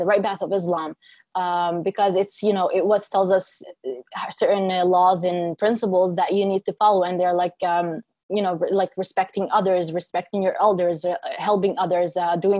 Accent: Kafr Qasim, Central District, Israel; I was raised and born in a town called Kfar Qasim, which is located in the center of Israel.

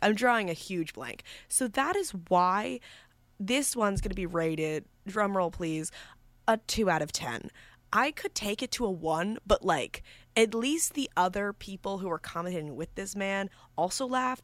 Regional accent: New York, United States; moved away as an adult; now in Villanova, United States; I'm from New York

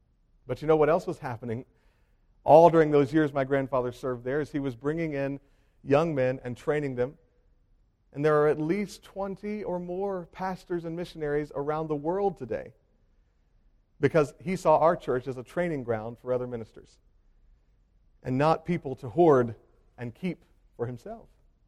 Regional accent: Hopewell, United States; The church I grew up in Hopewell, was pastored by my grandfather for 50 consecutive years.

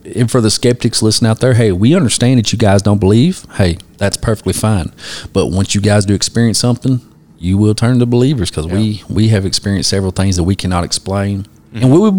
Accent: McCreary County, Kentucky, United States; we're all from McCreary County, and it gets kind of boring here sometimes, but I love it here

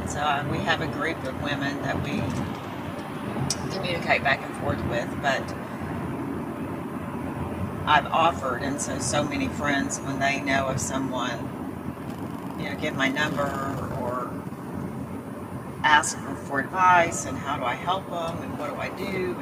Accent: Dallas, Texas, United States

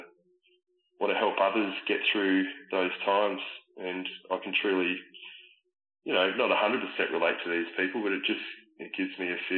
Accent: Echuca, Victoria, Australia; moved away; I ended up moving back to my hometown in Echuca for a few months

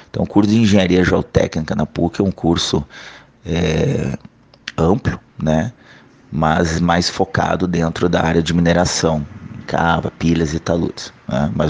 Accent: Curitiba, Paraná, Brazil; moved away as an adult; Como eu saí de Curitiba em 2006 para trabalhar no norte desse Brasil, e estou ainda trabalhando é, em outras regiões que não são a minha

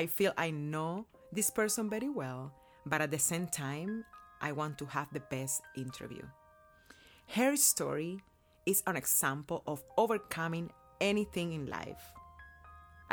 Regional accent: Cuba; now in United States; my life growing up in Cuba and how I came to live here in America

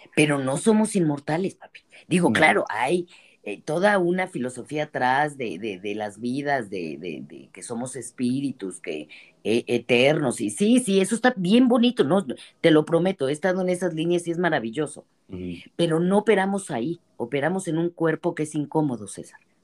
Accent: Mexico; las mexicanas, somos hijas de la revolución

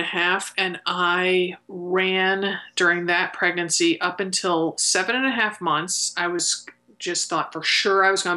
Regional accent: Connecticut, United States; I grew up in Connecticut

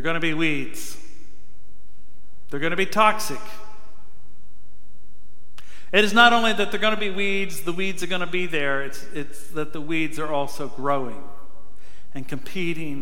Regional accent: Farmington, Missouri, United States; moved away; When I was a kid, growing up in Farmington, Missouri

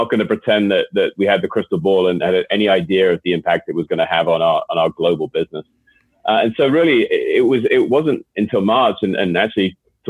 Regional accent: Boston, Massachusetts, United States; accent: Boston; hopefully you can still tell from my accent where my original roots are.

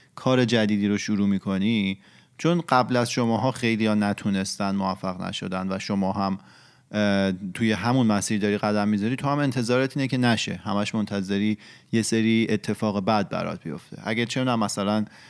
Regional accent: Iran; moved away; ما شاید تو محیطی بزرگ شدیم که اتفاقات مطلوب نمیافته

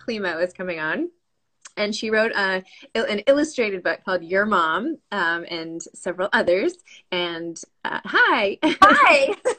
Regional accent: New York, United States; We're out on Long Island now, but I'm from New York.

